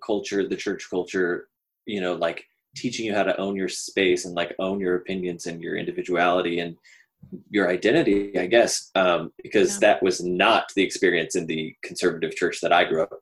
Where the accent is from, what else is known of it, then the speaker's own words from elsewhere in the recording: Dallas, Texas, United States; I grew up in Dallas-Fort Worth in a church that was kind of progressive.